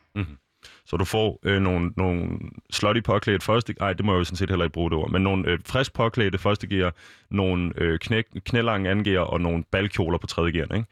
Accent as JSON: {"language": "Danish", "town": "Copenhagen", "region": "Capital Region of Denmark", "country": "Denmark", "said": "rundt omkring i København, øh, s- området, hvor jeg kommer fra"}